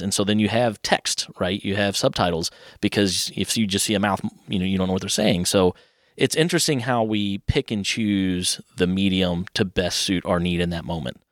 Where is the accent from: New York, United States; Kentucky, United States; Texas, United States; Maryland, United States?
Kentucky, United States; Louisville; born and raised in Cloverleaf Acres